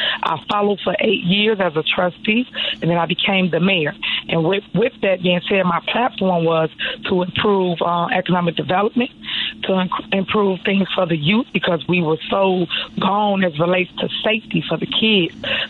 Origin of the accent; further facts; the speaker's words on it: Dalton, Georgia, United States; So basically, back growing up in Dalton, I saw it go from good to just go down.